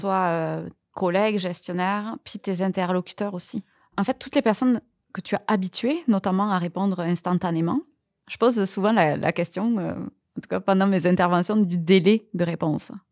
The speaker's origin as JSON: {"language": "French", "country": "France", "moved": "as an adult", "lives_now": "Quebec, Canada", "said": "ça, va faire 9 ans là que je suis au Québec et c'est certain que moi je suis française"}